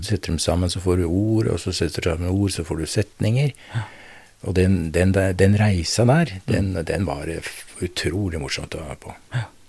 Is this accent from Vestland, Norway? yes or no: no; Drammen, Buskerud, Norway; moved away as an adult; also born or lived in Notodden; Jeg vokste opp i Drammen